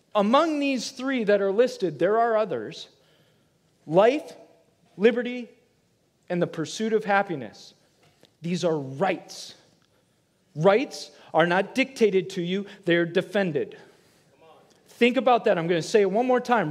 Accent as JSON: {"language": "English", "region": "Michigan", "country": "United States", "moved": "yes", "lives_now": "Florida, United States", "said": "I'm from Michigan"}